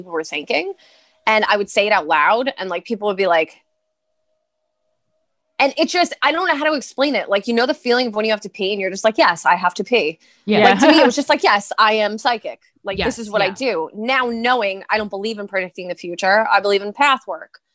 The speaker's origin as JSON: {"language": "English", "town": "New York City", "region": "New York", "country": "United States", "said": "I'm from Brooklyn, Staten Island"}